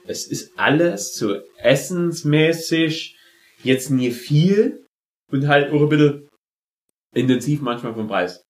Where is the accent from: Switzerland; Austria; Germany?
Germany; als Deutscher